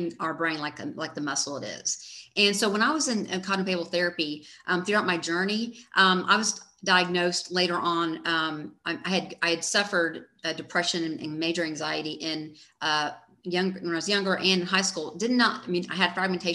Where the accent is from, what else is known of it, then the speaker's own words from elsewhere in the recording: Dallas, Texas, United States; I grew up here in Dallas, Texas, And went to school at UT Austin